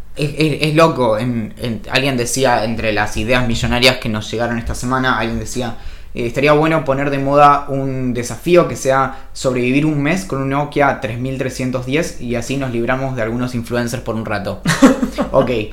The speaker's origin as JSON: {"language": "Spanish", "town": "San Carlos de Bariloche", "region": "Río Negro", "country": "Argentina", "tie": "born or raised there", "said": "Yo crecí en Bariloche"}